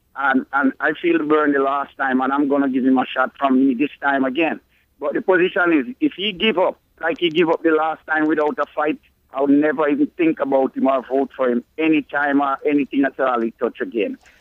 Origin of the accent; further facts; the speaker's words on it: Jamaica; now in Connecticut, United States; growing up in Jamaica